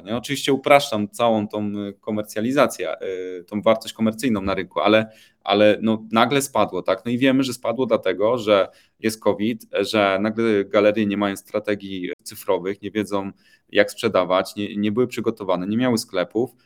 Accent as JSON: {"language": "Polish", "country": "Poland", "said": "Pochodzę z Polski"}